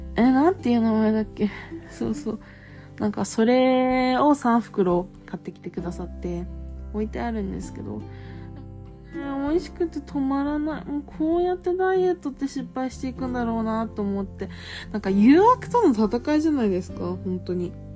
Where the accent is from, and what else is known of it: Japan; moved away